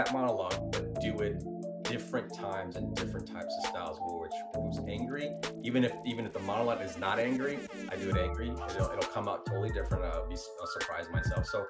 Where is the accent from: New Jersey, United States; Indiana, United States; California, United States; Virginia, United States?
Virginia, United States; Virginia Beach; accent: American; first language Italian; English is a second language; moved away as an adult; also born or lived in Naples, Italy / New York / Los Angeles; I from Naples, Italy, moved to the States at 9, but I grew up in Virginia Beach